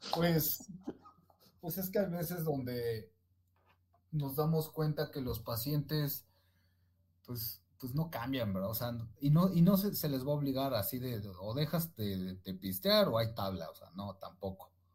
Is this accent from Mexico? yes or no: yes; Ecatepec, State of Mexico, Mexico; soy de la República Hermana de Catepec